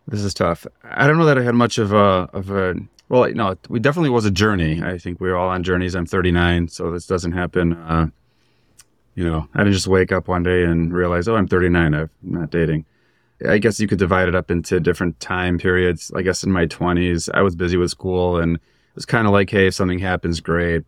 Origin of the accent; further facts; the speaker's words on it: Chicago, Illinois, United States; moved away as an adult; I grew up in Chicago